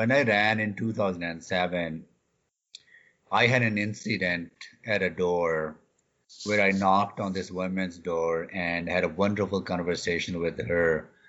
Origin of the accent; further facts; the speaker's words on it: Canada; And I am a Canadian.